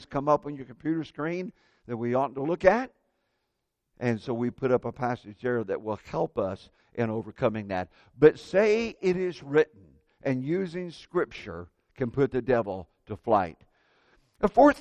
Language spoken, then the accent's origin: English; Indiana, United States; when I was a kid growing up in Indiana